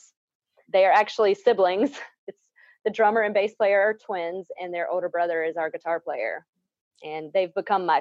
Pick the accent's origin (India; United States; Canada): United States; Spartanburg, South Carolina; now in Nashville, United States; I am in Nashville, Tennessee, but originally from Spartanburg, South Carolina, a very music-based community with a lot of great acts that have come out of my hometown